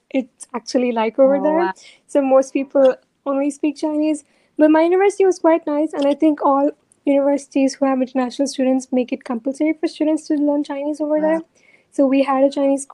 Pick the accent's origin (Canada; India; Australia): India; also born or lived in Singapore; now in Hangzhou, China; I'm originally from India, and I was living in Singapore before I moved to China. And I did my final years of high school in Singapore